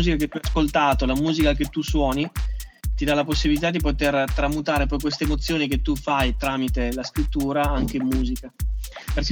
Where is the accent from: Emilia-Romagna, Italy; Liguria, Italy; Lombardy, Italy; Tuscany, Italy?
Emilia-Romagna, Italy; Ferrara; also born or lived in Ischia; anche se sono cresciuto a Ferrara